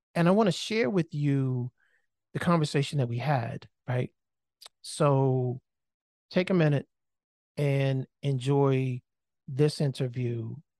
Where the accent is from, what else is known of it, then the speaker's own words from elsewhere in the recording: Maryland, United States; moved away; also born or lived in Miami / Indianapolis; I am from Maryland, born and raised.